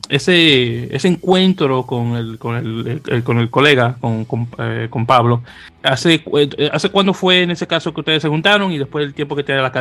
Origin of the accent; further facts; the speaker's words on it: Santo Domingo, Distrito Nacional, Dominican Republic; now in New York, United States; Y yo como, y, como inmigrante que soy de República Dominicana, de Santo Domingo, 20 años viviendo en Nueva York